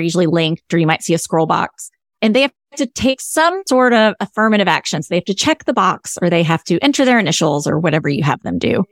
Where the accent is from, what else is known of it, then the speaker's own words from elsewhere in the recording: the South, United States; I'm a Southerner.